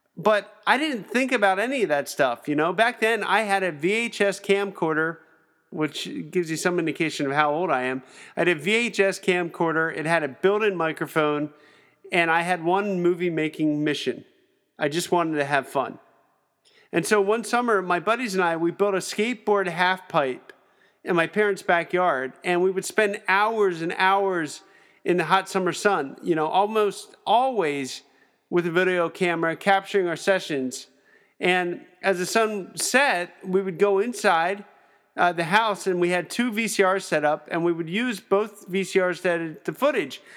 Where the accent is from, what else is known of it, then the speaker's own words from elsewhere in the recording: Pennsylvania, United States; I'm from Pennsylvania